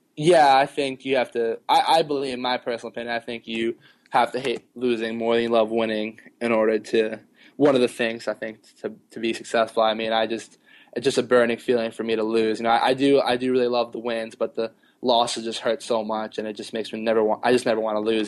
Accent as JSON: {"language": "English", "town": "New York City", "region": "New York", "country": "United States", "tie": "born or raised there", "said": "I grew up in Queens when I was younger, so Mets"}